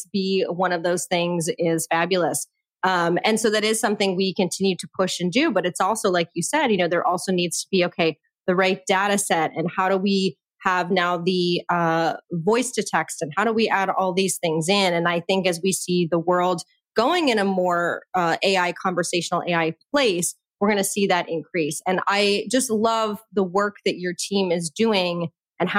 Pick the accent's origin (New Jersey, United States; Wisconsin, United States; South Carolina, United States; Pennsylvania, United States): New Jersey, United States; I'm from New Jersey